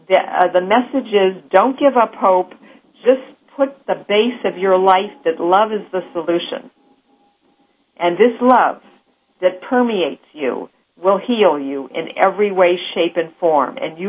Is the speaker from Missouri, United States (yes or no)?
yes; Missouri, United States; because I'm from Missouri, which means the show me state.